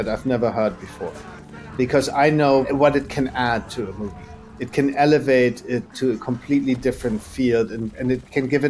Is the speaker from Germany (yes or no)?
yes; Germany; we grew up in Germany.